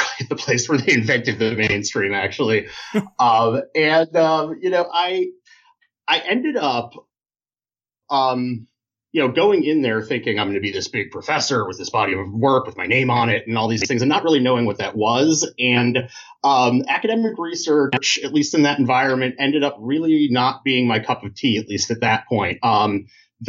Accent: Indiana, United States; moved away; also born or lived in Michigan; I grew up in Indiana, was the child of parents who were New Yorkers

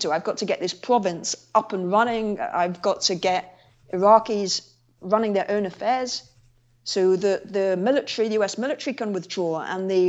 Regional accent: England, United Kingdom; now in Iraq; I was like … from England, come to volunteer.

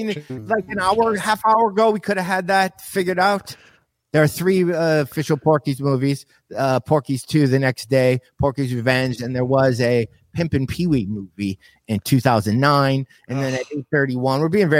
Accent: South Lyon, Michigan, United States; moved away; What's your hometown? South Lyon, Michigan.

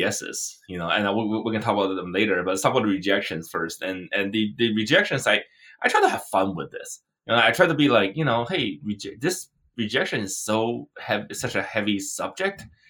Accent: China; moved away; I grew up in China.

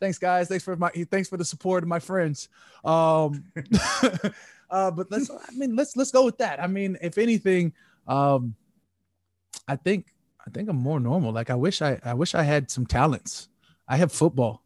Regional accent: Arizona, United States; also born or lived in Minnesota; now in United Kingdom; I'm from Arizona. Like, I was born in Minnesota, but I'm from Arizona.

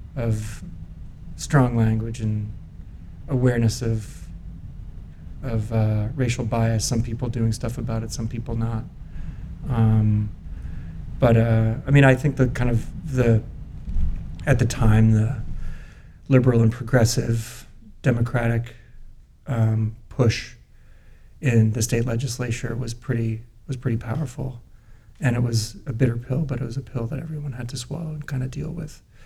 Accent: Newton, Massachusetts, United States; now in Los Angeles, United States; in our comfortable suburban setting um, outside of Boston.

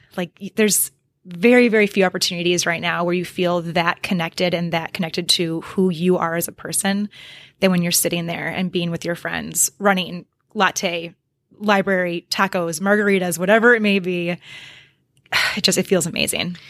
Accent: Oconomowoc, Wisconsin, United States; moved away as an adult; also born or lived in Iowa / Dubuque, Iowa; I still also have a lot of really, really, really good friends in my hometown of Oconomowoc, Wisconsin

